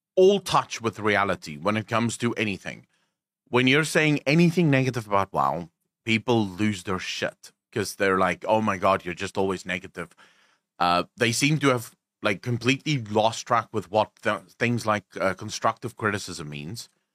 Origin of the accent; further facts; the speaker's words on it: South Africa; I'm South African. We're crass as